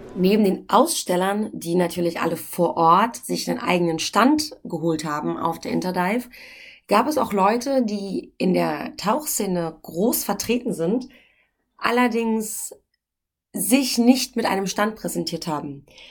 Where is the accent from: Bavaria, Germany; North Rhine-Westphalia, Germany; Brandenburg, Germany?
Brandenburg, Germany; accent: Berlinerisch; ich bin ja nicht Berlinerin, ich bin Brandenburgerin